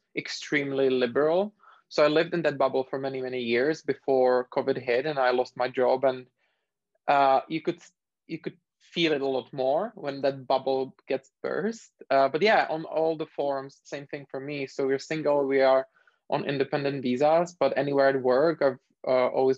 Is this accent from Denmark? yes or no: no; Czechia; moved away as an adult; also born or lived in Dublin, Ireland; now in Singapore; originally I am from the Czech Republic.